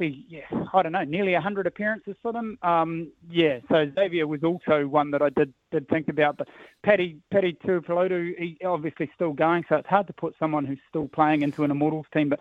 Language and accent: English; Auckland, New Zealand; now in Tauranga, New Zealand; I grew up in Blues territory, so Blues has always been my team. Always will be. Live in Tauranga, but Auckland boy at heart